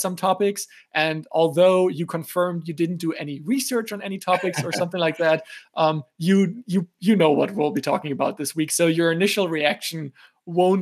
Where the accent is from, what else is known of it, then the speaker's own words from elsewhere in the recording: Germany; also born or lived in United States; I was born and raised in Germany, but I did spend a considerable amount of my life in the US also.